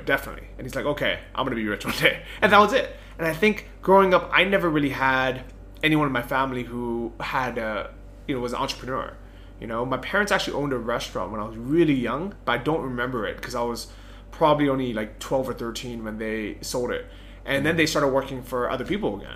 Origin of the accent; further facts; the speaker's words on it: San Francisco, California, United States; moved away; growing up in San Francisco